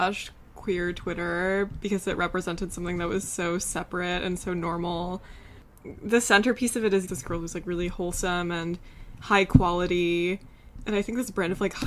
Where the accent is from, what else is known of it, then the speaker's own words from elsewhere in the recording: South Carolina, United States; moved away; Biz and I grew up in South Carolina